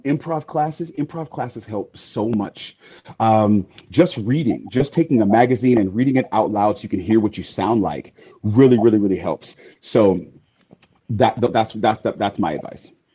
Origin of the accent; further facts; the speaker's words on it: the Bay Area, California, United States; I'm from Cal, I'm from the Bay, not